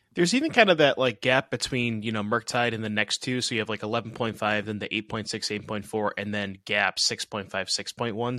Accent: Massachusetts, United States; I'm from Mass instead of Rhode Island

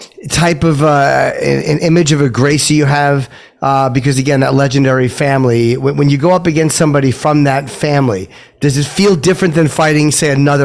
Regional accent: New Jersey, United States; I'm from New Jersey.

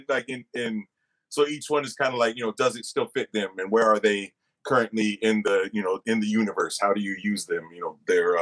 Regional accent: the Bay Area, California, United States; I'm from the Bay

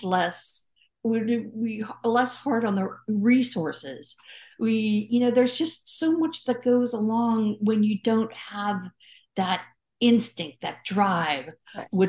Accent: California, United States; I'm a Californian

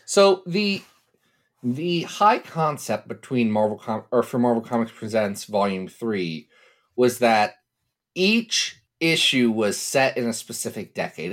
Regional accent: Ohio, United States; I'm from Ohio, and we have a long and storied tradition of pronouncing every vowel

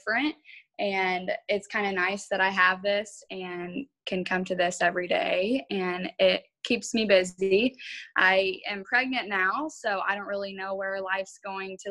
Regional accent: Central Illinois, United States; I am from Central Illinois

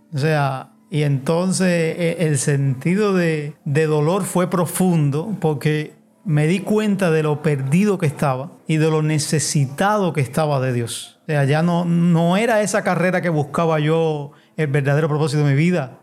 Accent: La Palma, Pinar del Río, Cuba; now in Havana, Cuba; Nací en Pinar del Río, en La Palma, en un pueblo de campo. Allí, pues mi vida fue un tanto difícil

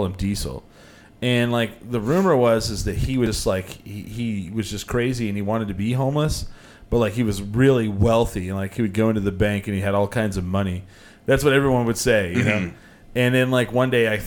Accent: Clovis, New Mexico, United States; we didn't have anything like that in Clovis

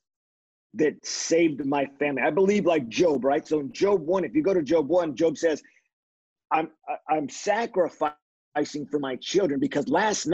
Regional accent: California, United States; growing up in California, I'm a Mexican. My father, his family came out of Mexico

